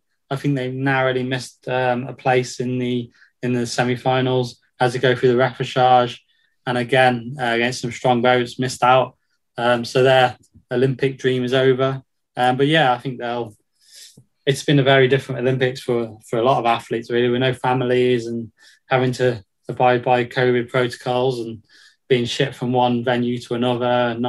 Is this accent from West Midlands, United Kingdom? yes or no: yes; Newport, West Midlands, United Kingdom; my hometown is Newport, Shropshire, so that's towards the Potteries, I suppose, between Wolverhampton and Stoke, that sort of area.